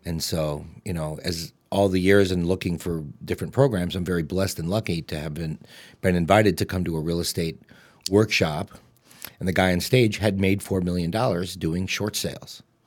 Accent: Streamwood, Illinois, United States; also born or lived in Oak Park, Illinois; I grew up in Streamwood in a three-bedroom, one-bathroom house

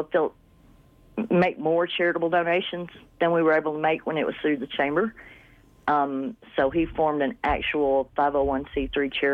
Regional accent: northeast Arkansas, United States; moved away as an adult; also born or lived in Rapid City, South Dakota; now in Buffalo, United States; I came from a small town in northeast Arkansas

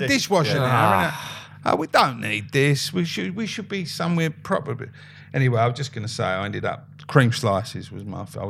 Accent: London, United Kingdom; I'm from the East End. So our version of Simmons was a geezer called Woods. Woods the Bakers.

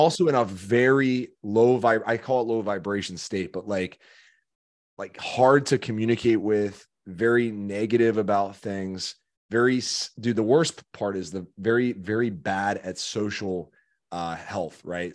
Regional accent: Chicago, Illinois, United States; moved away; I'm from Chicago

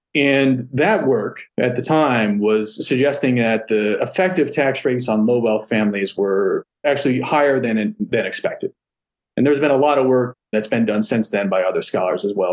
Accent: South Florida, United States; I went to University of Florida because I'm from South Florida

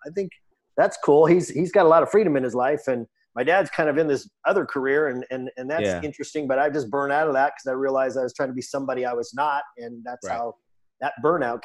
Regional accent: Los Angeles, California, United States; I grew up in Los Angeles, California

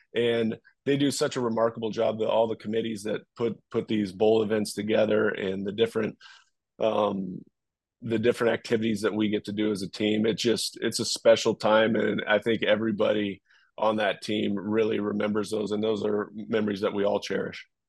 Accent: Los Angeles, California, United States; I grew up in Southern California, obviously being there with UCLA, USC, I went to a public school and uh, LA Unified

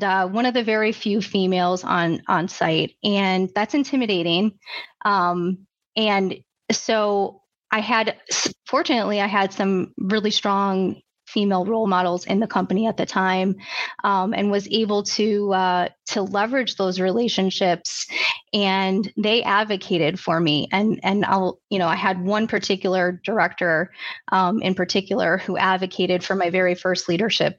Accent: Chicago, Illinois, United States; I grew up outside of Chicago, suburb outside of Chicago

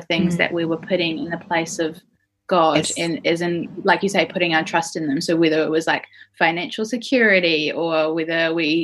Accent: Christchurch, Canterbury, New Zealand; moved away as an adult; also born or lived in Canberra, Australia / United States; now in Perth, Australia; I'm from Christchurch in New Zealand, but I had made a home for myself in Canberra in Australia

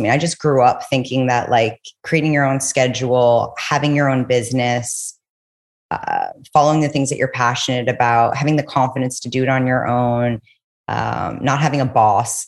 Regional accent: New York City, New York, United States; also born or lived in Los Angeles; I'm from New York City. I went to college in LA. And right after I graduated, I went back home to New York

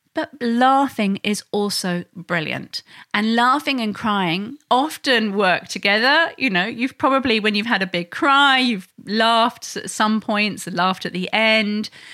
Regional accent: England, United Kingdom; now in Sydney, Australia; I'm originally from England

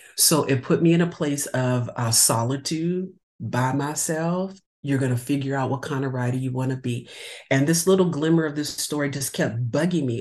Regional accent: California, United States; No, I'm not. I'm from California.

